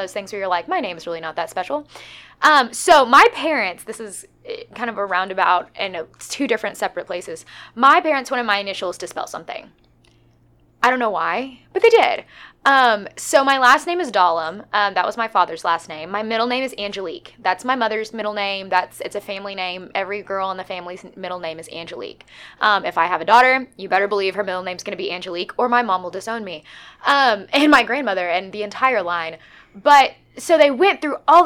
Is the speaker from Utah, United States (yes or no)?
no; Greenwood, Arkansas, United States; moved away as an adult; also born or lived in Fayetteville, Arkansas; now in Conway, United States